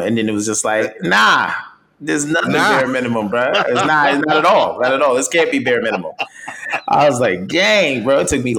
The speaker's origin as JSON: {"language": "English", "town": "Yonkers", "region": "New York", "country": "United States", "said": "I am from Yonkers, New York."}